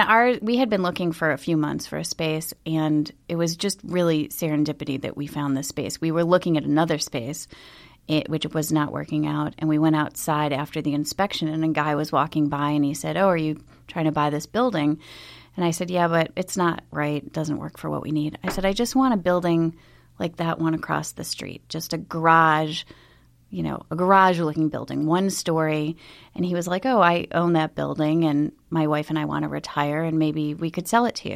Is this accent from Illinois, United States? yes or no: no; Buffalo, New York, United States; I grew up in Buffalo